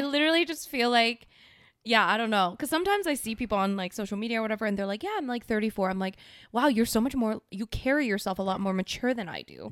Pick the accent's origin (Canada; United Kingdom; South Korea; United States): South Korea; moved away; my home country